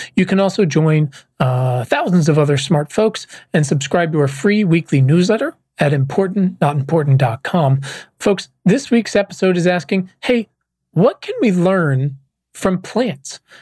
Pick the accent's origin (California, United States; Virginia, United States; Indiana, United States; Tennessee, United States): Virginia, United States; moved away as an adult; also born or lived in Los Angeles; I was born and raised in Virginia, and I've spent the past uh, 20 years bouncing around, but uh, past 12 years in Los Angeles